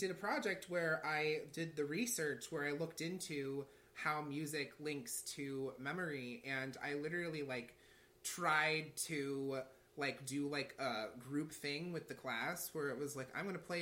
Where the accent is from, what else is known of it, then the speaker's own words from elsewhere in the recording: St. Louis, Missouri, United States; when i went to mizzou that was a far distance from st louis